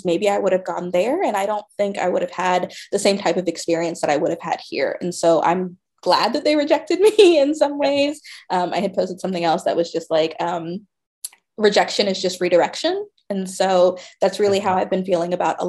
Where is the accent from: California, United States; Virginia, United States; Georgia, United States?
Georgia, United States; I grew up in Georgia